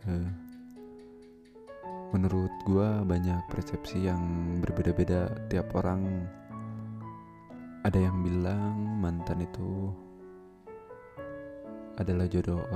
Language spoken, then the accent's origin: Indonesian; Tanjung Sari, West Java, Indonesia; Dan gue berasal dari Tanjung Sari Sebuah daerah kecil di Kabupaten Sumedang